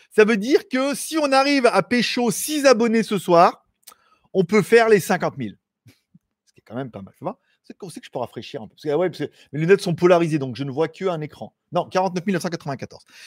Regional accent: France; accent: French; now in Thailand; je suis français

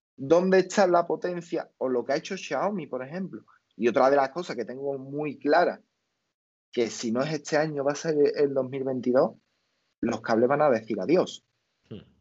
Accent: Spain; la gente de aquí de España, y yo

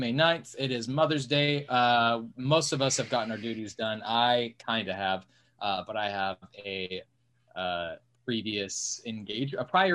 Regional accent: United States; I'm an American

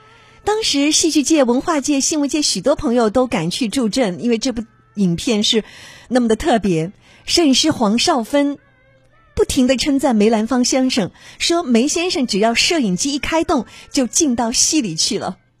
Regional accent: China; 都是由我们中国人自己发明的。

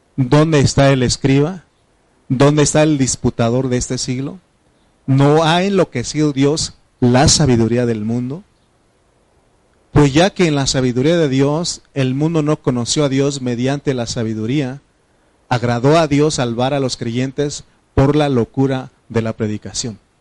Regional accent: Triqui, Oaxaca, Mexico; first language Triqui; Spanish is a second language; de niño, este, mi, lengua materna es, es un este, idioma eh, de, se llama triqui

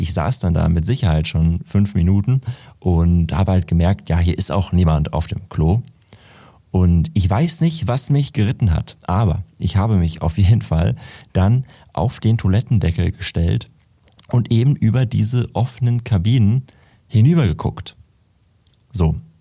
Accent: Detmold, North Rhine-Westphalia, Germany; in meiner Heimatstadt, in Detmold

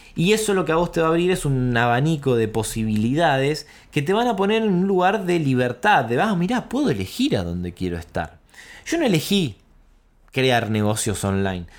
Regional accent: Quilmes, Buenos Aires Province, Argentina; un coworking en Quilmes, en mi barrio, en donde yo nací

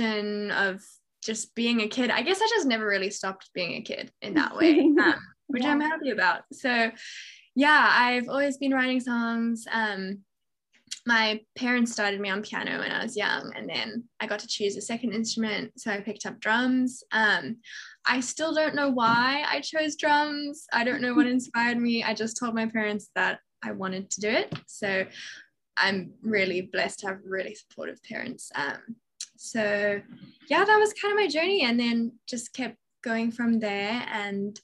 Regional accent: Johannesburg, Gauteng, South Africa; also born or lived in England; I was born in England, but we moved to South Africa when I was two. So I grew up in Johannesburg.

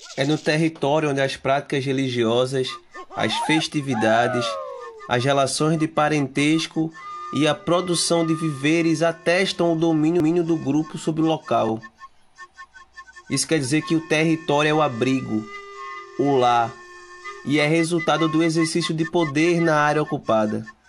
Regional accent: Paudalho, Pernambuco, Brazil; eu sou natural da cidade de Paudalho, zona da Mata Norte de Pernambuco

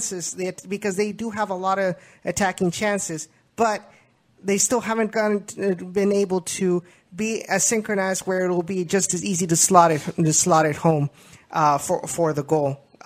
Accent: Memorial, Texas, United States; I was from Memorial as well

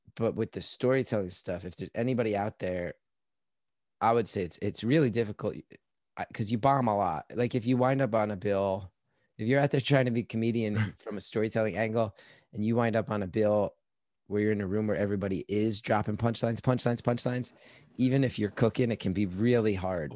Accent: New York, United States; I'm like this New Yorker

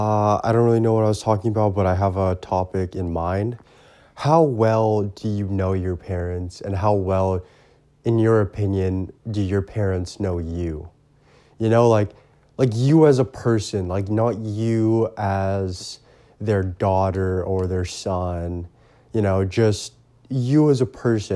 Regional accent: Port Coquitlam, British Columbia, Canada; And I grew up in Poco, right?

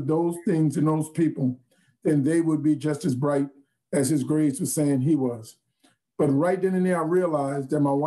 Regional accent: New Orleans, Louisiana, United States; also born or lived in Atlanta; born and raised in New Orleans

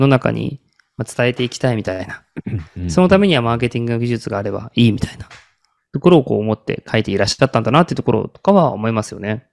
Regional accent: Kagoshima, Japan; 自分もやっぱ鹿児島生まれなんで

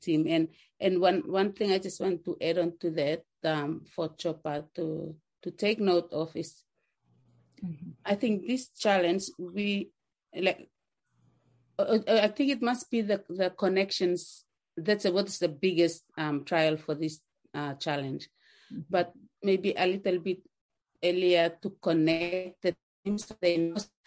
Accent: Papua New Guinea; now in Australia; I'm coming in from Australia. I'm Papua New Guinea by origin.

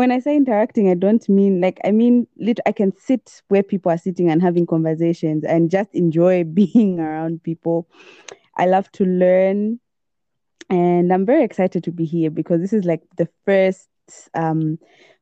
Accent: Lusaka, Lusaka Province, Zambia; grew up in Lusaka, born and bred in Lusaka

